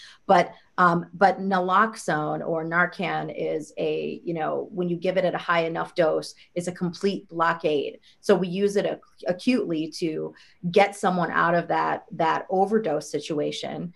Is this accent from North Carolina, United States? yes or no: no; Ohio, United States; moved away; I'm from the Midwest. I'm actually from Ohio, and I have a lot of family members and friends at home